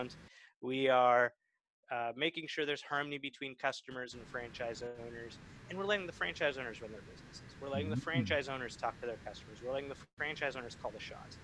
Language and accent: English; California, United States; I am a Californian